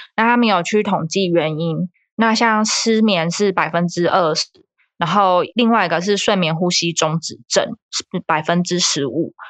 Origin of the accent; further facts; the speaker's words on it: Taiwan; 我们台湾人